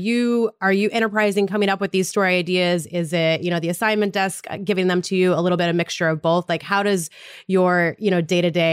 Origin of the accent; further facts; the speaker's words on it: Montana, United States; moved away; my early journalism days back in my hometown in Montana